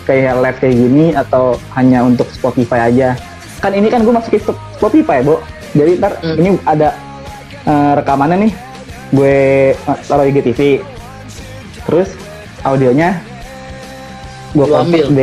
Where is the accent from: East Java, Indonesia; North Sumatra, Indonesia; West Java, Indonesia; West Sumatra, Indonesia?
East Java, Indonesia; Madura; now in Jakarta, Indonesia; tahu sendiri kan uh, Jakarta Madura jauh